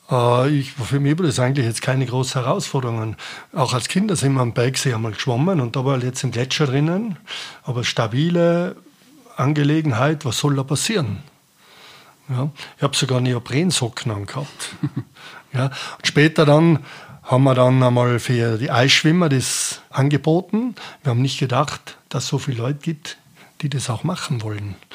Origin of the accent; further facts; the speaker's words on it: Austria; Also das älteste Eis momentan bei uns in Österreich liegt im Kaunertal oben auf der Weiße Spitze.